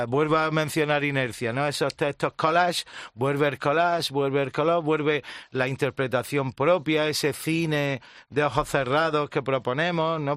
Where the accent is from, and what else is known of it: Andalusia, Spain